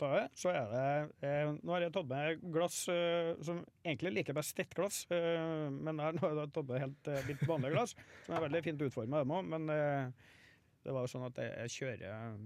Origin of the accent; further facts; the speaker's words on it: Trondheim, Trøndelag, Norway; jeg er født på Ese Dals stiftelse